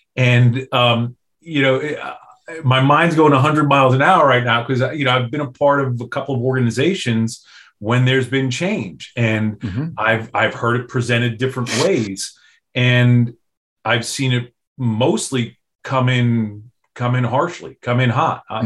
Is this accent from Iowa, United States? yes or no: no; New York, United States; growing up in New York